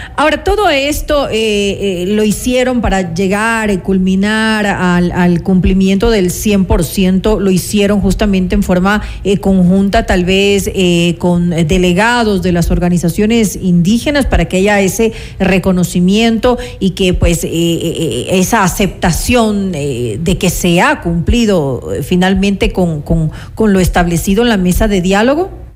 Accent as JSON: {"language": "Spanish", "country": "Ecuador"}